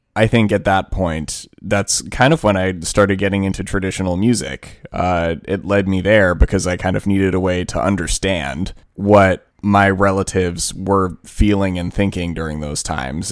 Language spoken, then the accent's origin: English; Washington, District of Columbia, United States; we grew up in Washington, D C.